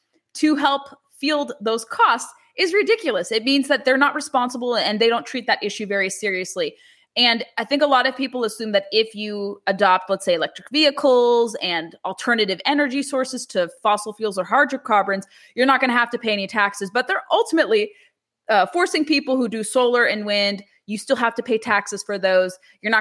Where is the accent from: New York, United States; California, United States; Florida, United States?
California, United States; because it's California, of course, my home state